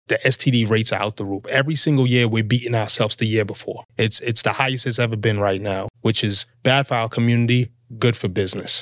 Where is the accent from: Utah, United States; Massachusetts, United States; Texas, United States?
Massachusetts, United States; Boston; moved away; also born or lived in Fort Lauderdale, Florida; I'm from Boston